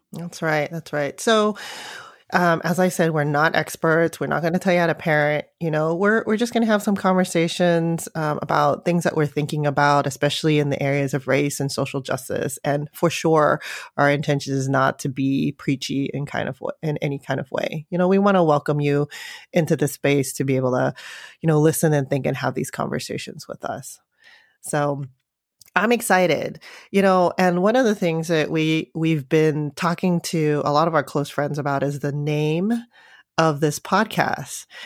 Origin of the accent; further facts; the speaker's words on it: San Francisco, California, United States; I grew up in San Francisco